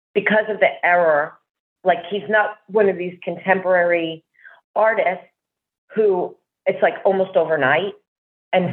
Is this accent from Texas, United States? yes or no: no; New Jersey, United States; also born or lived in Brooklyn, New York; I was born in Brooklyn, but I was raised in Jersey from the time I was two. Yeah. I'm a Jersey girl.